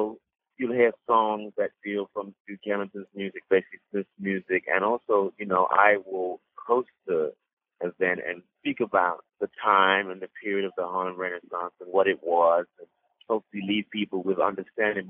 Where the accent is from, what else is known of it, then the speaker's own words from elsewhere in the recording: London, United Kingdom; moved away as an adult; also born or lived in Sierra Leone; now in New York, United States; I was born in Sierra Leone and raised in London